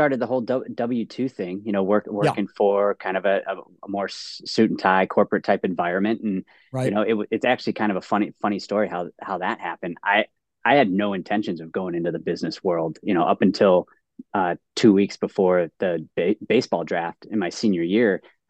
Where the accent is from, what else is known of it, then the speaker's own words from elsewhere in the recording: Cleveland, Ohio, United States; moved away as an adult; also born or lived in Ann Arbor, Michigan; I'm from Ohio.